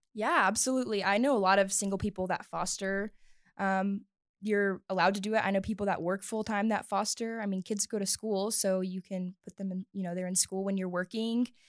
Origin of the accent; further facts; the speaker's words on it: the South, United States; moved away as an adult; now in Littleton, United States; I grew up in the South